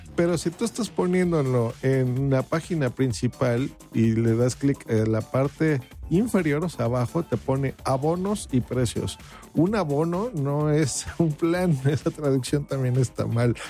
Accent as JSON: {"language": "Spanish", "country": "Mexico", "said": "aquí en mi país, hablo por México"}